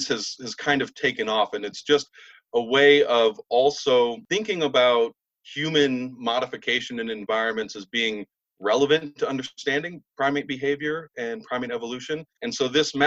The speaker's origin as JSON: {"language": "English", "region": "Southern Illinois", "country": "United States", "moved": "yes", "said": "I'm from Southern Illinois originally"}